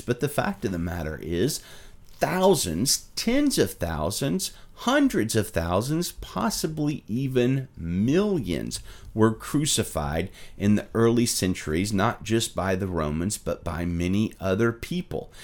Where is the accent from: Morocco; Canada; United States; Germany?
United States; Alabama; my home state of Alabama